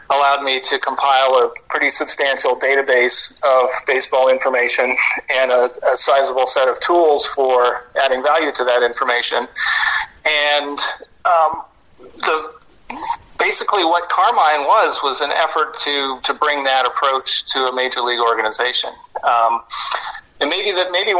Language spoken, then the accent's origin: English; Toronto, Ontario, Canada; I'm from Toronto